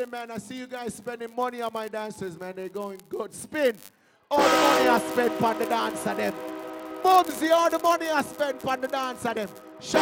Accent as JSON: {"language": "English", "country": "Jamaica", "moved": "yes", "said": "I'm Jamaican"}